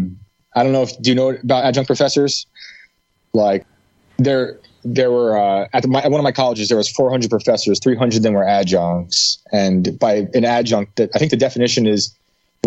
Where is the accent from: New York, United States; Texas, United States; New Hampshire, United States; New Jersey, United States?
New York, United States; West Point; moved away as an adult; also born or lived in Pine Bush, New York / Hudson Valley, New York; now in West Virginia, United States; I grew up in West Point, New York, with the military academy.